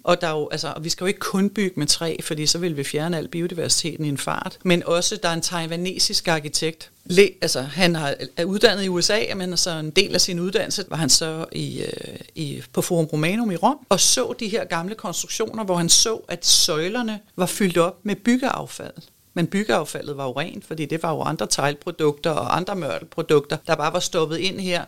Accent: Denmark; vi er ekstremt rige i det her land

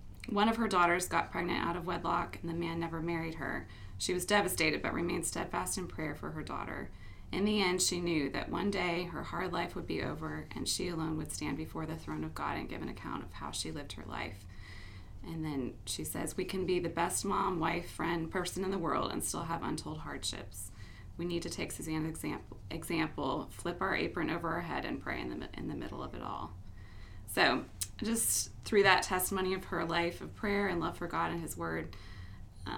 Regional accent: Mansfield, Ohio, United States; I grew up in Mansfield, Ohio, and I was the second of five children

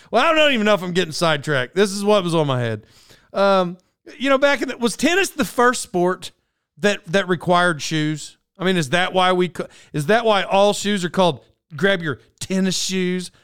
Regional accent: Oklahoma, United States; moved away; I grew up in Oklahoma.

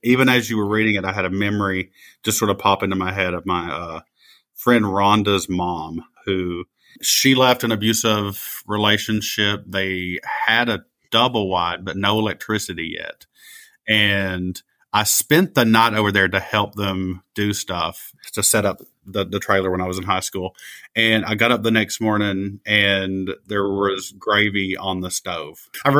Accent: Appalachia, United States; That did not exist for me as an Appalachian.

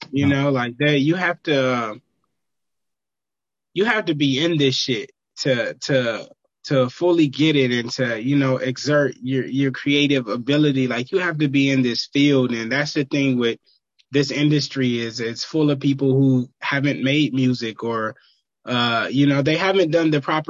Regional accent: Vallejo, California, United States; I'm from Vallejo

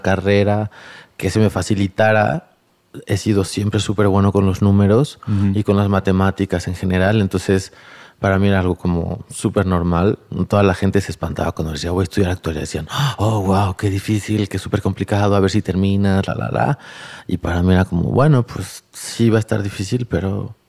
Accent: Tlalnepantla, State of Mexico, Mexico; also born or lived in San Agustinillo, Oaxaca; crecí en Valle Dorado, en Tlalnepantla, en la periferia

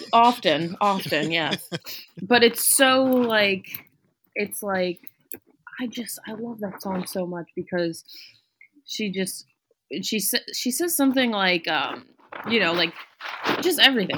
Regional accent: New York City, New York, United States; I grew up in New York City. I'm back there now

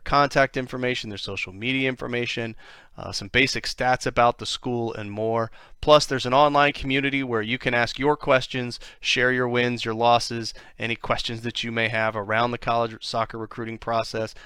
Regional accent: Columbus, Ohio, United States; moved away as an adult; also born or lived in Washington, D.C.; now in Florida, United States; grew up in Columbus

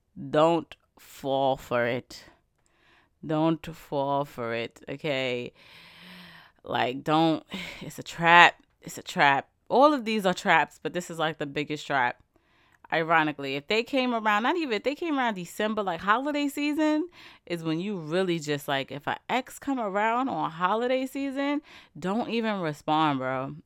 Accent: New York, United States; I'm from New York

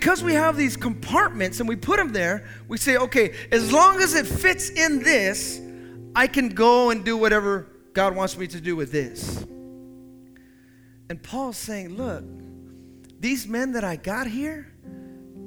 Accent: the Bay Area, California, United States; moved away as an adult; also born or lived in the South; I grew up in the Bay

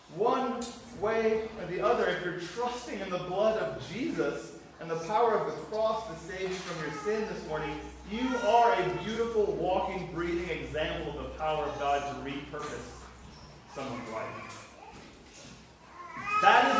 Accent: Florida, United States; now in Ireland; I'm from Florida

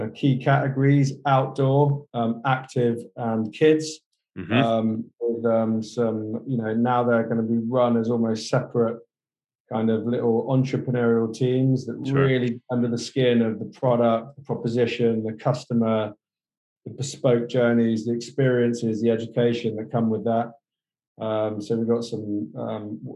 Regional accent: Somerset, South West England, United Kingdom; Somerset, which is the southwest, where me and my cousin, the CEO, were born.

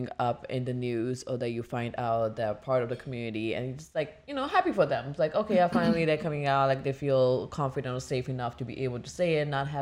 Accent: India; moved away; growing up in India

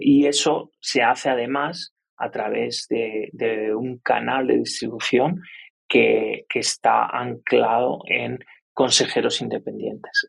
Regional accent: Spain; moved away as an adult; now in Colombia; yo soy español

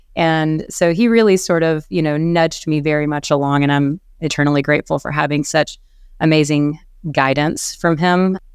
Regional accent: South Carolina, United States; moved away; I am from South Carolina originally.

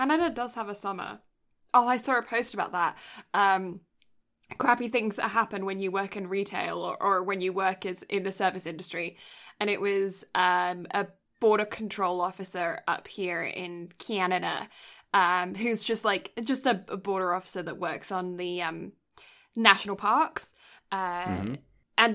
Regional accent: the South, United States; I'm from the South, and in the South, in our houses, we have window seals.

